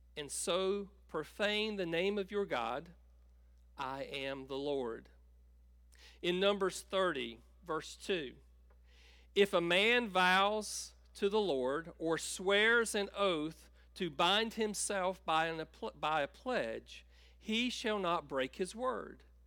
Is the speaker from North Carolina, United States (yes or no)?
yes; Tabor City, North Carolina, United States; I grew up in Tabor City and grew up on a farm outside of, uh, of Tabor